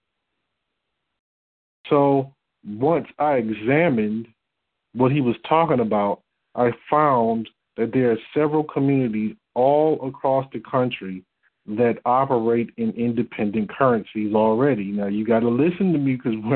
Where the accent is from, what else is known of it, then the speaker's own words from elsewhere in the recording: Detroit, Michigan, United States; I'm from Detroit. I was living in Detroit, Michigan